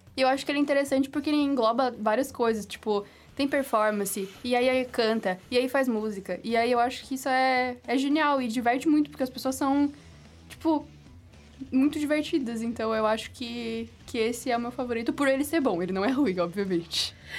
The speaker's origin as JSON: {"language": "Portuguese", "town": "Florianópolis", "region": "Santa Catarina", "country": "Brazil", "said": "eu tenho 21 anos, eu sou daqui de Floripa."}